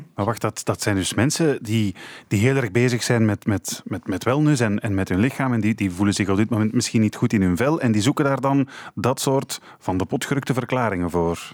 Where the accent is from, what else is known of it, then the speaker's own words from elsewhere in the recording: Flanders, Belgium; bij ons in Vlaanderen